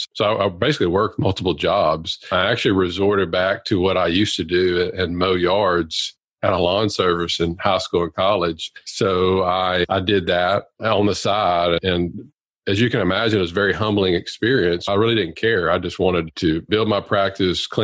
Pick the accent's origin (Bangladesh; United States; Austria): United States; Louisiana; I'm a full-time practicing periodontist in Louisiana and born and raised here